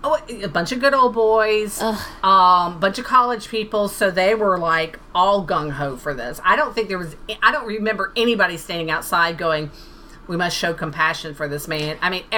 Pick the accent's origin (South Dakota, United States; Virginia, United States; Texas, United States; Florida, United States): Florida, United States; moved away; I'm originally from Florida.